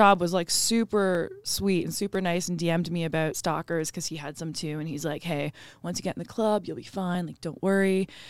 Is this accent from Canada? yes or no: yes; Canada; Well, about being Canadian, we take that very seriously.